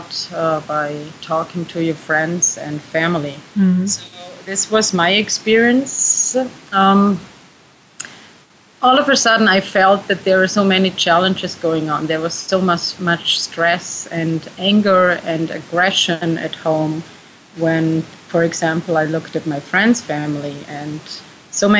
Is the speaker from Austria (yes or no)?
yes; Austria; I am from Austria, too